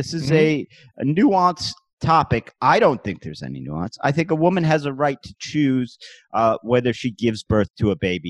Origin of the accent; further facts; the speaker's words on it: Cleveland, Ohio, United States; now in New York City, United States; I'm from a place called Cleveland, Ohio. I currently live in New York City, which is in the state of New York. Mm-hmm. Both of these are in the country of the United States of America.